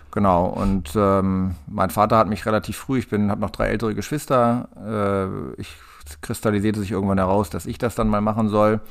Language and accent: German; Lenthe, Lower Saxony, Germany; ich komme hier aus der Gegend aus dem Kahlenberger Land, aus Lente, im kleinen Örtchen am Stadtrand von Hannover